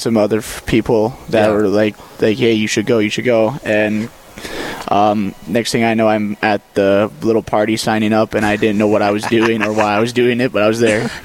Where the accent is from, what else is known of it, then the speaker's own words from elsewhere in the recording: Malta, Montana, United States; moved away; I'm from Malta, Montana, uh, about northeastern side of the state